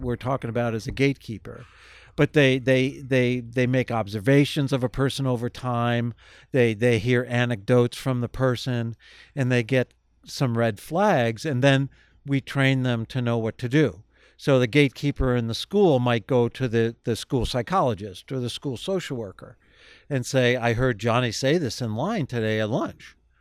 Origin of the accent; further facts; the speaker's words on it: Kenmore, United States; I grew up in Kenmore in a two parent, upper middle class family